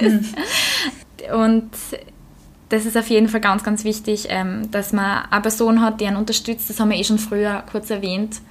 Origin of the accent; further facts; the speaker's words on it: Austria; also born or lived in London; bei uns in Österreich